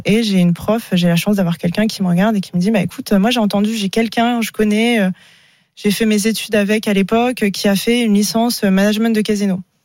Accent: Paris, Île-de-France, France; revenir chez moi à Paris

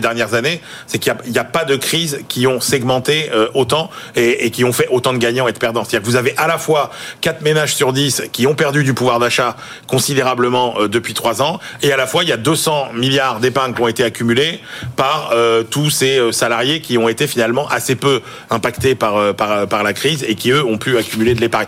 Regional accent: France

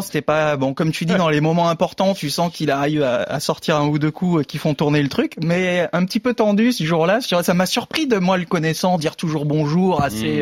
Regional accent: France; en tant que français

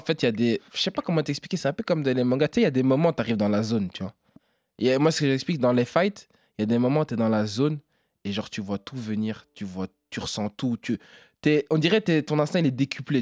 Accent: Namur, Wallonia, Belgium; je suis belge

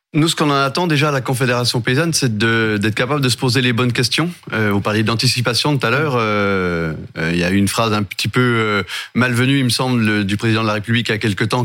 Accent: Jura, Bourgogne-Franche-Comté, France; je suis du Jura, le département voisin

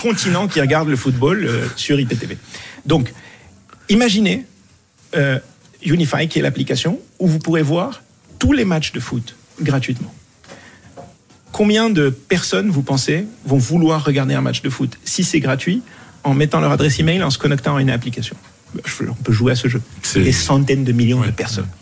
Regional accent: Morocco; moved away; je, suis du Maroc, j'ai grandi au Maroc

